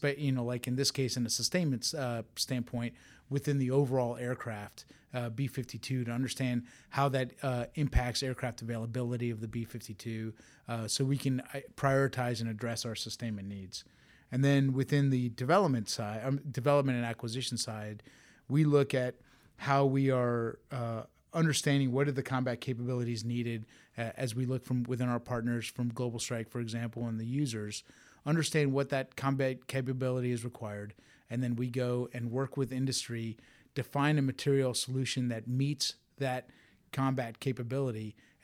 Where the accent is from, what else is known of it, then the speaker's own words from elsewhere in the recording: Tampa, Florida, United States; I'm from Tampa, Florida. It was where I grew up, part of an Air Force family.